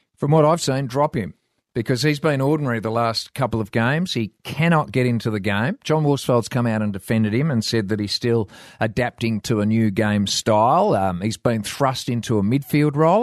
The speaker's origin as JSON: {"language": "English", "town": "Shackleton", "region": "Western Australia", "country": "Australia", "tie": "born or raised there", "also_born_or_lived": "Quairading, Western Australia", "said": "I grew up in Shackleton, and I used to have to go to Bruce Rock"}